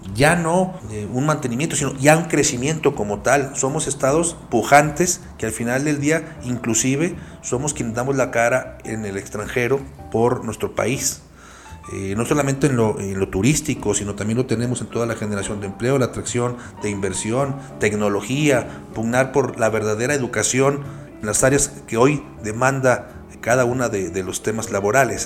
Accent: Mexico; Todos somos mexicanos

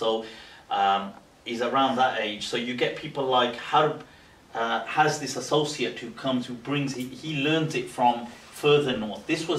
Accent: Pakistan; now in United Kingdom; So we now also start to take pride in it because we are also Pakistani.

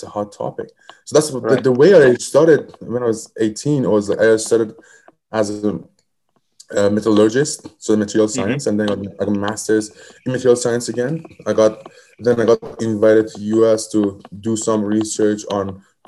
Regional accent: Iran; moved away as an adult; now in United States; I come from Middle East. I come from Iran, and I came here to United States as a researcher.

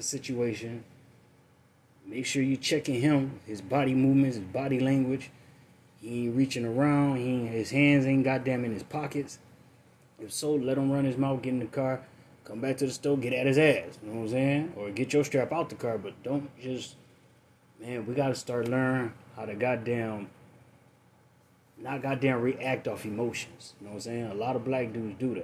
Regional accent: United States; as an American

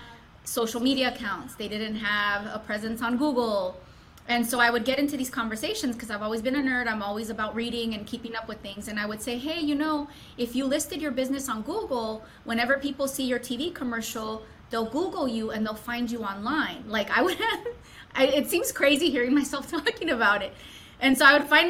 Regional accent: Los Angeles, California, United States; moved away as an adult; now in Atlanta, United States; San Fernando Valley, Southern California, born and raised

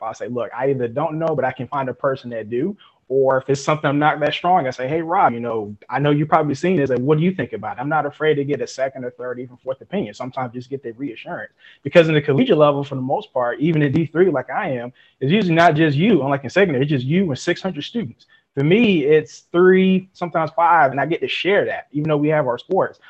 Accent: Fayetteville, North Carolina, United States; now in LaGrange, United States; I'm originally from Fayetteville, North Carolina.

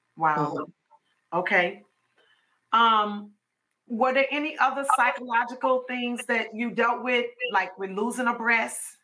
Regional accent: Chicago, Illinois, United States; now in Georgia, United States; we're from Chicago, and so Inez was the last one of us to move from Chicago to Georgia

